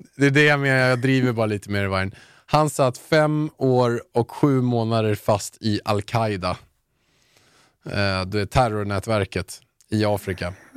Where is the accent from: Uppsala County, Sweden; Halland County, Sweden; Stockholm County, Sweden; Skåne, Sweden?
Stockholm County, Sweden; Haninge; jag kommer från Haninge.